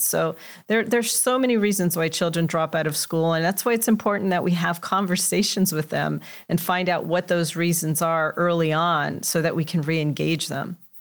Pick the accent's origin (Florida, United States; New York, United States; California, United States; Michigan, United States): California, United States; Los Angeles; I grew up in Los Angeles in a Mexican-American household